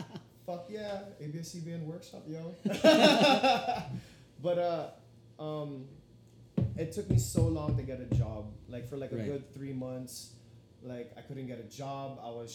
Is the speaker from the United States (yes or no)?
no; Philippines; I know I'm Filipino, but what the fuck, dude?